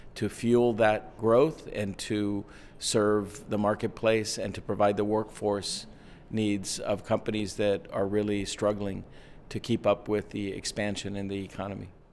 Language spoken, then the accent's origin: English; Texas, United States; I grew up in Texas